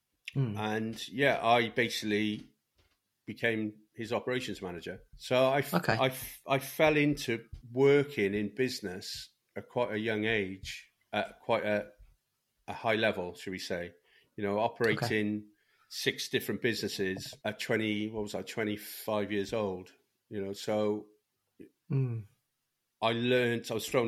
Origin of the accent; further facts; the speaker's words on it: Cardiff, Wales, United Kingdom; So I'm from South Wales, originally from Cardiff.